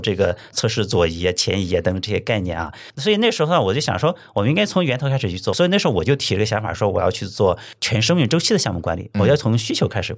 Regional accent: Tai'an, Shandong, China; now in Qingdao, China; 我老家是山东泰安的

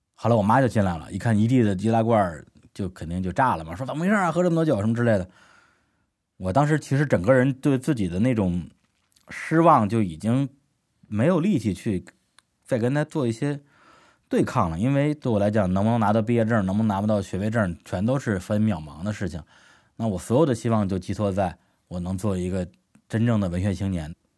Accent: Beijing, China; 我的故乡就在北京市门头沟区清水镇达摩庄村

